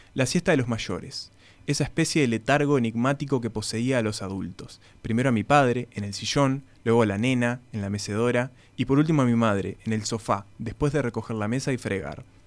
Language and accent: Spanish; Paysandú, Uruguay; moved away; yo vengo de Paysandú, un departamento bastante caluroso en verano